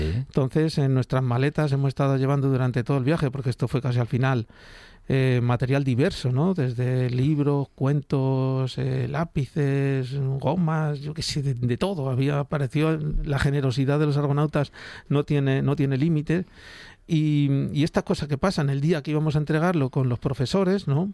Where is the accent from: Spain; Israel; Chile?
Spain; éramos los primeros españoles